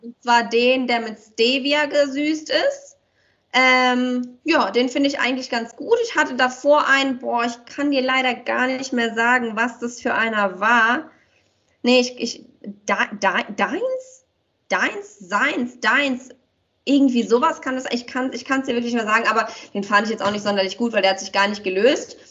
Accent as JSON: {"language": "German", "country": "Romania", "moved": "yes", "said": "wir kommen ja aus Rumänien"}